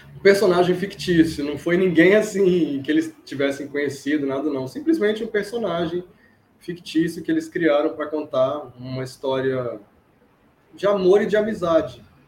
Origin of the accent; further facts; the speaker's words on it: Brazil; que sou brasileiro, sou fã